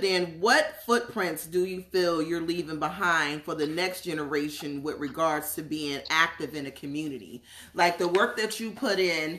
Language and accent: English; New Jersey, United States; now in Seattle, United States; I'm from Jersey